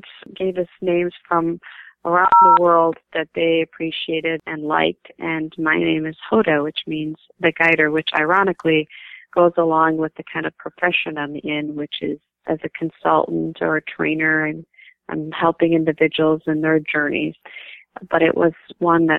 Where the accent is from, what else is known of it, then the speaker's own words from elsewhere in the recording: St. Paul, Minnesota, United States; I grew up in Minnesota, St. Paul, Minnesota, since I was 8 years old, and this has been home to me during my childhood, adolescence, and most of my adult years.